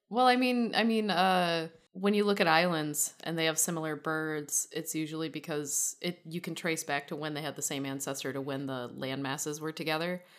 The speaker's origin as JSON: {"language": "English", "region": "Michigan", "country": "United States", "said": "I'm from the Wolverine state"}